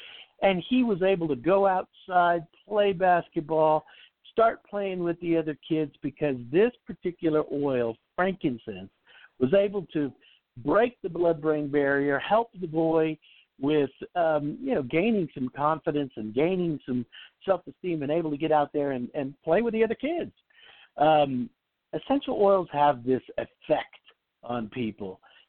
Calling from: Salt Lake City, Utah, United States; Just real quick, I am in Salt Lake.

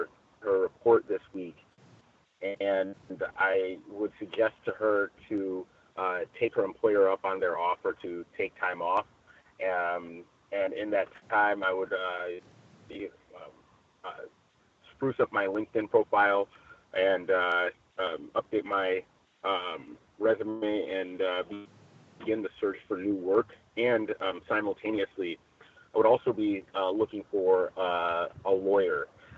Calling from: Chino, California, United States; I am reporting from Chino, California.

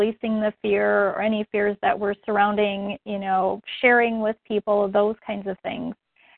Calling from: Minnesota, United States

